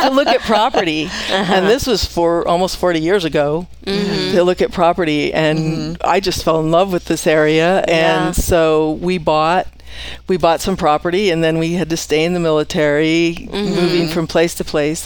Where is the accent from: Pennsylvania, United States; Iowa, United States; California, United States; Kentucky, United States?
California, United States; moved away as an adult; now in Post Falls, United States; I grew up in California.